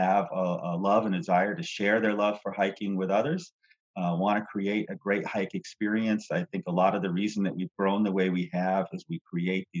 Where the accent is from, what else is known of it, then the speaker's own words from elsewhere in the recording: Vermont, United States; now in Texas, United States; I grew up in Vermont